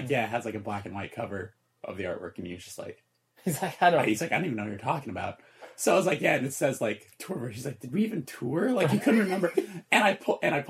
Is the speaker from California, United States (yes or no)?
yes; Burbank, California, United States; growing up in Burbank